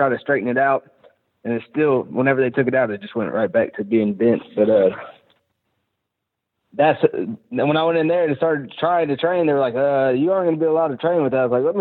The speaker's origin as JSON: {"language": "English", "region": "Georgia", "country": "United States", "tie": "born or raised there", "moved": "as an adult", "lives_now": "Mississippi, United States", "said": "I grew up in Georgia"}